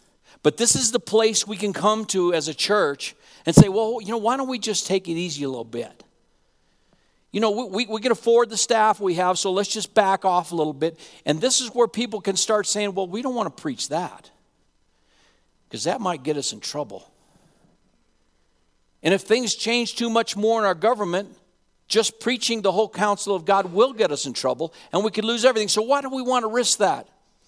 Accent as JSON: {"language": "English", "town": "Laramie", "region": "Wyoming", "country": "United States", "tie": "born or raised there", "said": "I want you to know that I'm a cowboy fan too. I grew up in Laramie, Wyoming."}